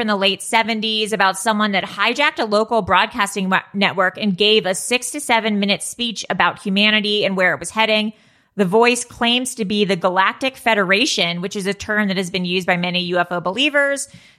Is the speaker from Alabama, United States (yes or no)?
no; Malibu, California, United States; I grew up in Malibu.